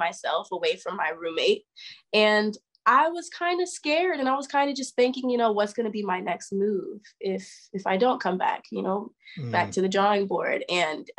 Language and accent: English; Topeka, Kansas, United States; I'm from Topeka, Kansas, so I'm from a super small town